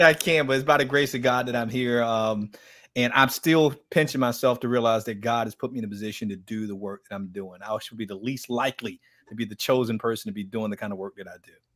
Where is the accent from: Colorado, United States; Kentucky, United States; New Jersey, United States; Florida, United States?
Florida, United States; Miami; I grew up in Miami